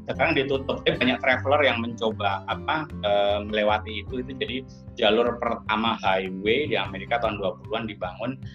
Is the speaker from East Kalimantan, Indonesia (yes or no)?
no; Klaten, Central Java, Indonesia; also born or lived in Solo; saya lahir besar di Klaten